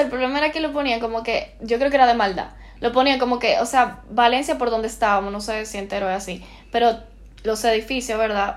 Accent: Santo Domingo, Dominican Republic; moved away as an adult; now in Barcelona, Spain

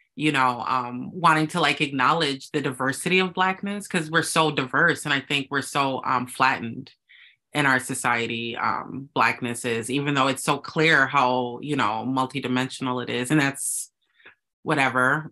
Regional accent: Minneapolis, Minnesota, United States; I was born in Minneapolis, Minnesota, the middle of the cold

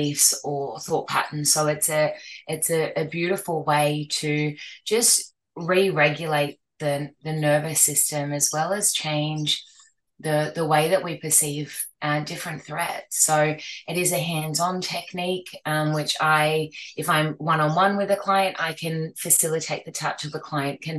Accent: Australia; now in Gold Coast, Australia; I'm from Australia, specifically the Gold Coast in Queensland

